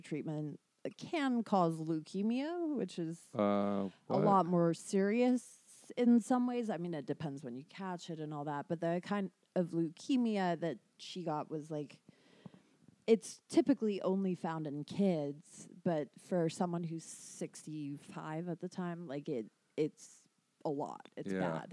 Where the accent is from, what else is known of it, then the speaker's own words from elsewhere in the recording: United Kingdom; I'm British